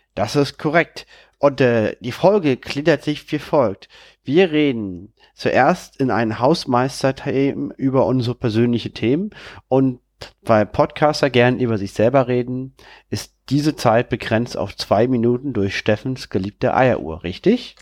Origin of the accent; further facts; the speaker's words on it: Berlin, Germany; bin wieder in meiner Heimatstadt, in meiner Wohnung